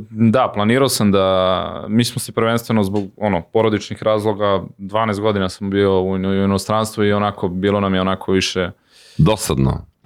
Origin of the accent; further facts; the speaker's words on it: Zaječar, Zaječar District, Serbia; moved away; also born or lived in Belgrade / Istanbul; do pre dve nedelje živeli smo u Beogradu, sad živimo ovaj, u Zaječaru, ja sam inače rodom iz Zaječara i posle 20 godina ovaj, vratio sam se u rodni grad